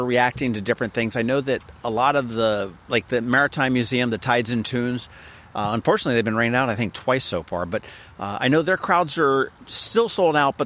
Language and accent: English; New Jersey, United States; now in Maryland, United States; I'm from Jersey